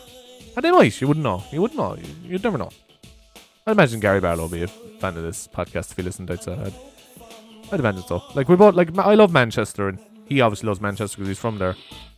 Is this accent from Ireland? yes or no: yes; Cork, Munster, Ireland; I suppose I'm from Cork.